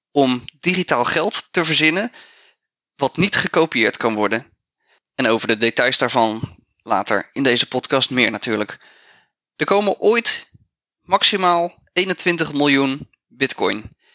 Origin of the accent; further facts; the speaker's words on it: Netherlands; Dus voor ons als Nederlanders is dat niet het meest interessante.